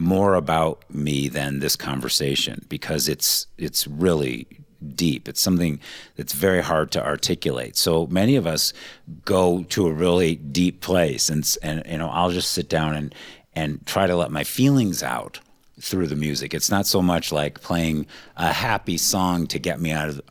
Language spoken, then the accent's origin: English; Cleveland, Ohio, United States; growing up in Cleveland